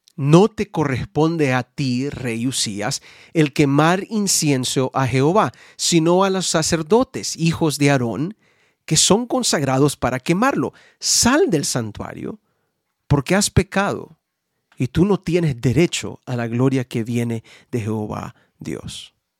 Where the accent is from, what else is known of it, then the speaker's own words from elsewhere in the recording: United States; en mi país, Estados